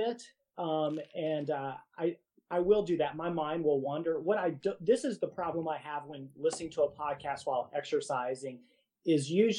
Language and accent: English; Virginia, United States; now in Kentucky, United States